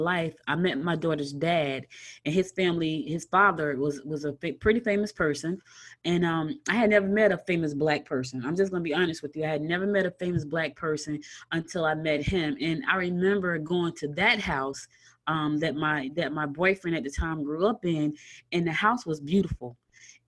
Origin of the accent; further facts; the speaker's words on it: Newark, New Jersey, United States; moved away as an adult; also born or lived in Albany, Georgia; now in Lawrenceville, Georgia, United States; I was born in Albany, Georgia, but I was raised in Newark, New Jersey, and I'm recently moved back to Georgia. I live in Lawrenceville